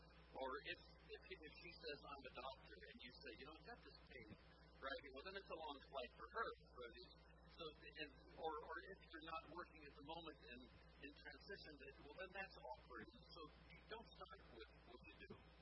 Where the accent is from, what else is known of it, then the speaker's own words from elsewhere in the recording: Alameda, California, United States; born there; I was born on March 17, 1942, in Alameda, California.